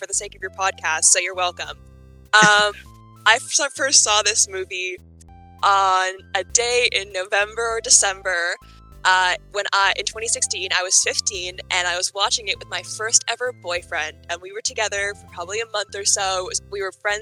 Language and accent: English; Vancouver, British Columbia, Canada; I'm from Vancouver